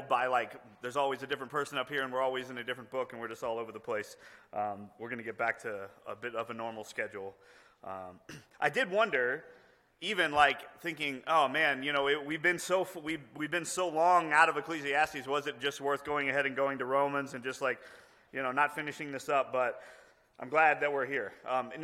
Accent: Houston, Texas, United States; I grew up in Houston, like in the city

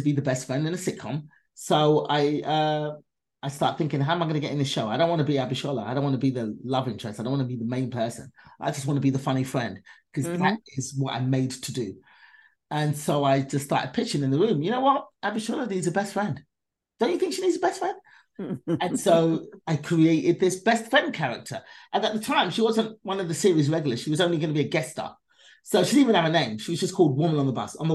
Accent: England, United Kingdom; my mother was left in England raising us by herself.

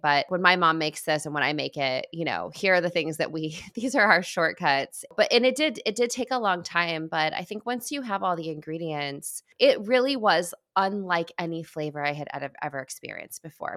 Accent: Midwest, United States; growing up in the Midwest

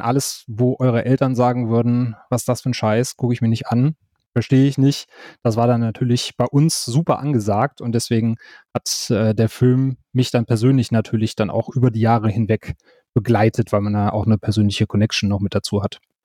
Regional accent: Wuppertal, North Rhine-Westphalia, Germany; now in Cologne, Germany; ich bin äh, Kölner mittlerweile, gebürtige Wuppertaler, jetzt Kölner

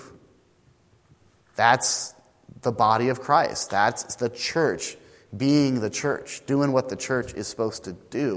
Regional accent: the Northwest, Pacific Northwest, United States; moved away; I was this kid from the Northwest

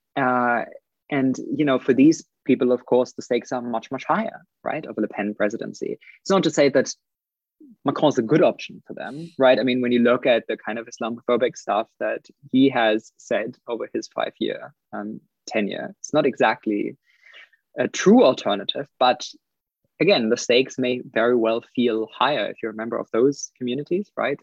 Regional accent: Germany; also born or lived in United Kingdom; now in New Zealand; I'm I'm originally from Germany

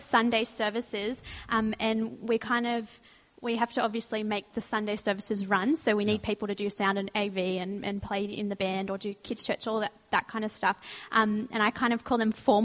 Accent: Sutherland Shire, New South Wales, Australia; also born or lived in Rozelle, Sydney; I grew up in the Southern Shire, and then about 2 years ago, I moved closer to the city

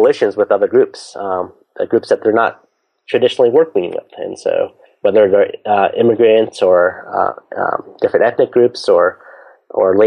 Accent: San Francisco Bay Area, California, United States; I grew up in the San Francisco Bay Area, so I'm a big Golden State Warriors

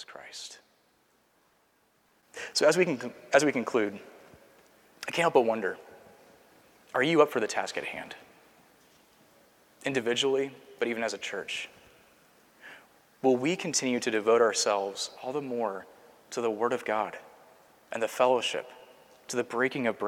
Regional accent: Seattle, Washington, United States; now in Culpeper, United States; my hometown has seen an increase of, I think, 20 PCA churches just in the last 10 years in Seattle, Washington

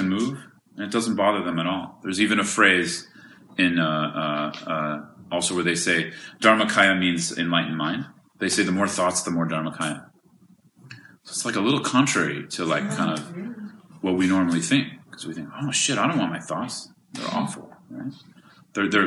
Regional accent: California, United States; I'm from California

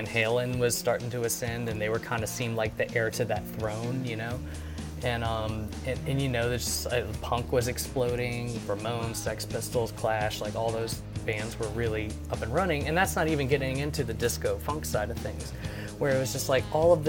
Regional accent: New Orleans, Louisiana, United States

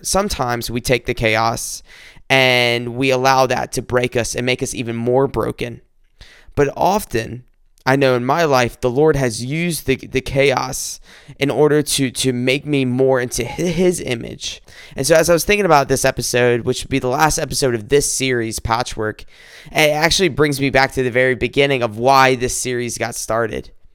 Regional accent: South Carolina, United States; moved away as an adult; also born or lived in Columbia, South Carolina; now in Michigan, United States; I'm not from Michigan, I'm from South Carolina, born and raised here

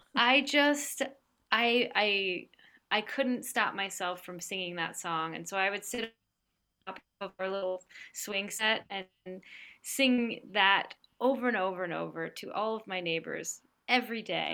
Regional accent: New Jersey, United States; I grew up in New Jersey, um, on the east coast of the U.S.

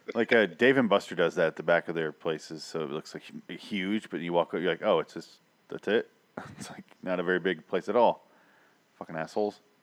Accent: Midwest, United States; I grew up in the Midwest

